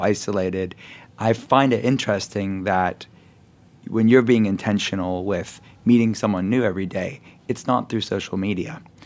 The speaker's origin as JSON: {"language": "English", "town": "Pittsburgh", "region": "Pennsylvania", "country": "United States", "said": "I'm from Pittsburgh"}